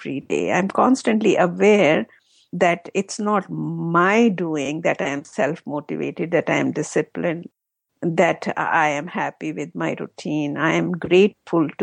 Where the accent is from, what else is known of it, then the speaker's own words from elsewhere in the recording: Jammu and Kashmir, India; moved away; my husband and I, we are both from Kashmir in India